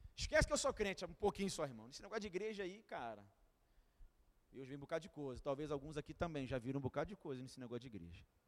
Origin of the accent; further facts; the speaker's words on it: Duque de Caxias, Rio de Janeiro, Brazil; eu sou de Caxias